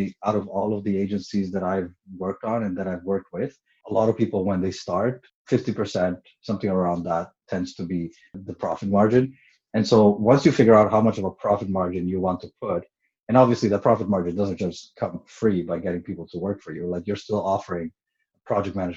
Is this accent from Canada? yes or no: yes; Montreal, Quebec, Canada; moved away as an adult; now in Toronto, Canada; I moved to Toronto January 2017. I'm originally from Montreal